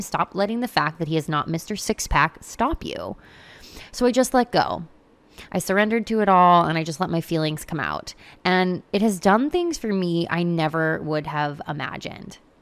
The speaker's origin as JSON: {"language": "English", "country": "United States", "tie": "born or raised there", "said": "I grew up in America"}